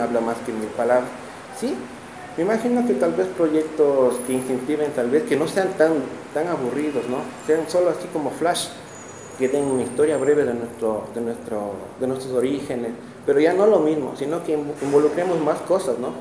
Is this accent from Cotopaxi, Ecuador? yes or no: yes; Cotopaxi, Ecuador; yo soy de aquí de Cotopaxi